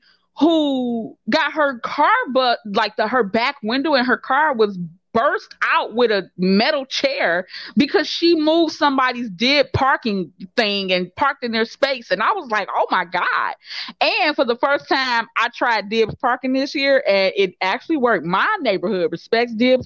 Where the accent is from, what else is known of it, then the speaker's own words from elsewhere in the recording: Detroit, Michigan, United States; moved away as an adult; now in Chicago, United States; I'm not from Chicago. I'm a Detroiter.